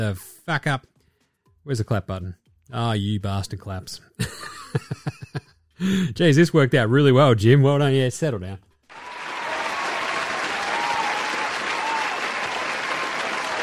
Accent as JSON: {"language": "English", "town": "Ballarat", "region": "Victoria", "country": "Australia", "tie": "born or raised there", "said": "I grew up in Ballarat"}